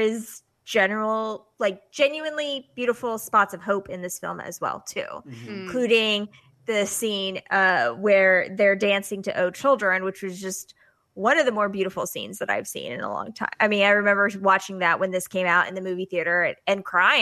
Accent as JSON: {"language": "English", "town": "Pensacola", "region": "Florida", "country": "United States", "tie": "born or raised there", "said": "my hometown, Pensacola, Florida"}